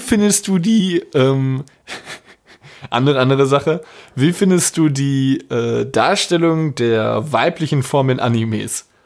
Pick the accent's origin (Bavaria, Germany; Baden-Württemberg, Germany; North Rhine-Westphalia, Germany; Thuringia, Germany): North Rhine-Westphalia, Germany; Dortmund; Bei uns in Dortmund